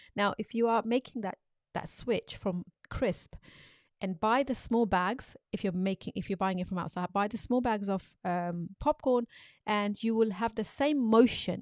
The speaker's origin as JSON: {"language": "English", "country": "Pakistan", "tie": "born or raised there", "said": "when I was growing up in Pakistan"}